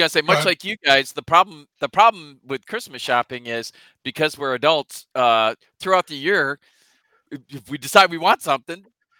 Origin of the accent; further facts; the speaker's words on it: United States; I'm American.